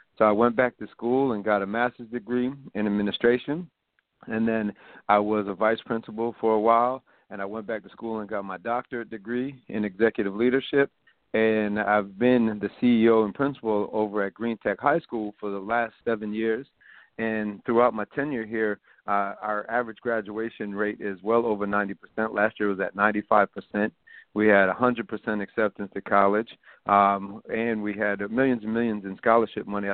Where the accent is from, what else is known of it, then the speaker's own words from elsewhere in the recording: Rochester, New York, United States; now in Albany, United States; I'm from the middle of the projects in Rochester, New York, and I grew up there in a single parent household.